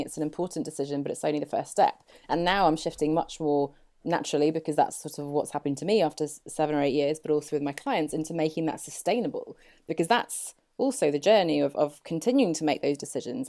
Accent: England, United Kingdom; accent: very English; now in Poole, United Kingdom; I grew up here in England and I've just moved down to Poole on the south coast.

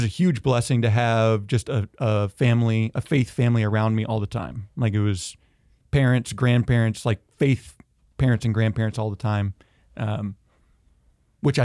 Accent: Georgia, United States; also born or lived in Tennessee; I'm originally from Georgia. And Northeast Tennessee, went back and forth.

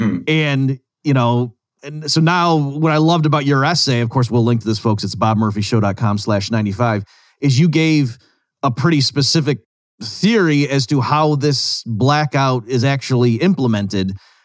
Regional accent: Rochester, New York, United States; I actually grew up in Rochester.

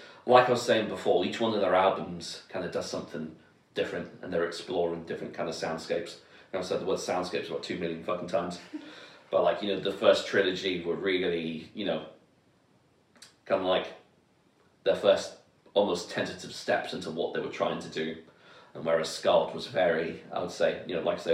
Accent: London, United Kingdom; I grew up in southeast London, so I know Elephant and Castle well

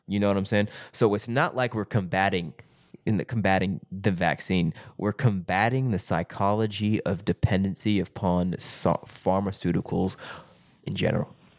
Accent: Springdale, Arkansas, United States; in my hometown of Springdale, Arkansas.

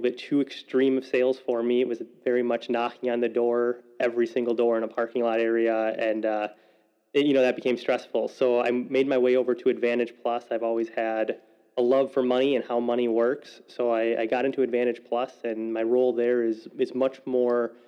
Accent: Waukesha, Wisconsin, United States; I was born and raised in Waukesha, Wisconsin

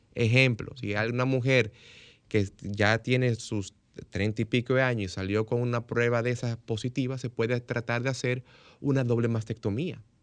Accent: Dominican Republic; Como dominicano

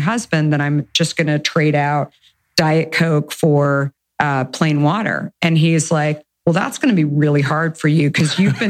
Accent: Arizona, United States; I grew up in Arizona.

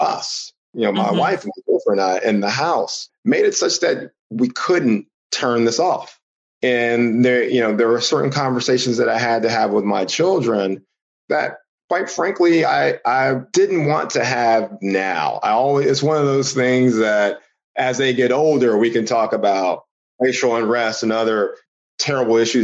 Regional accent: Houston, Texas, United States; I'm originally from Houston, Texas. You know, child of the, you know, 80s, 90s

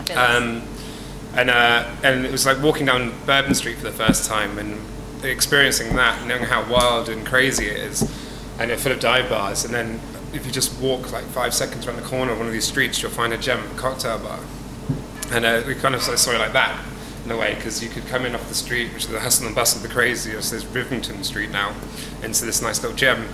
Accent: Dorset, South West England, United Kingdom; moved away as an adult; now in London, United Kingdom; originally, I'm from Dorset, on the south coast of England

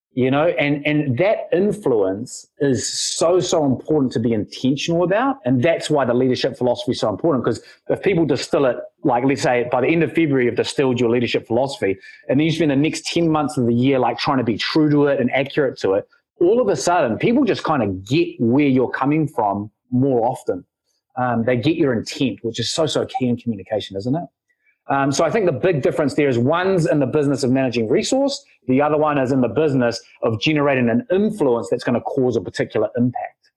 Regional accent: Wellington, New Zealand; I was born here in Wellington

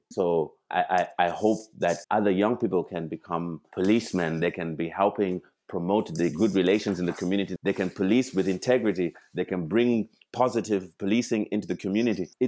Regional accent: Zimbabwe; moved away; I, I come from Zimbabwe 27 years ago. I live here in this country. I speak Gaelic.

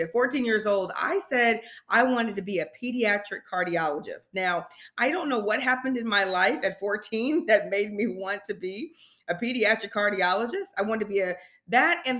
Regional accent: Indianapolis, Indiana, United States; moved away as an adult; now in Tennessee, United States; back home in Indianapolis, I am from Indianapolis, Indiana.

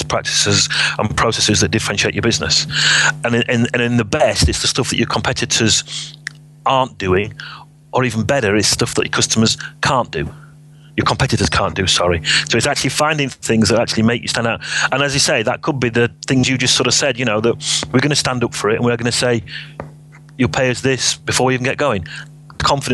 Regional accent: Sheffield, Yorkshire and the Humber, United Kingdom; I was from Sheffield

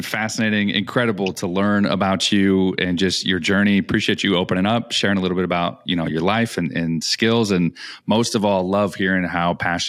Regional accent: Chicago, Illinois, United States; as a Chicago kid

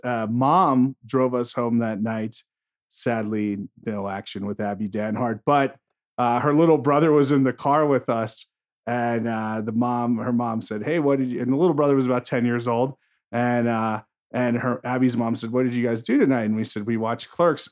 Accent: New Jersey, United States; I grew up in North Jersey

